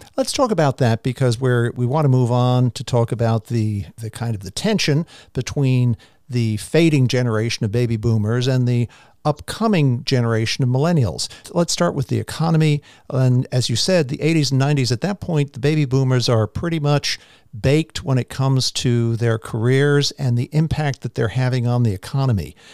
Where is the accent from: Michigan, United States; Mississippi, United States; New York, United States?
New York, United States; New York City; I grew up in Queens, Jamaica Estates in New York